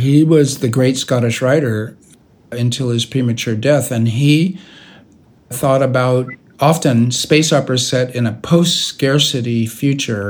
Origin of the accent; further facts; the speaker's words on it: United States; I am an American science fiction writer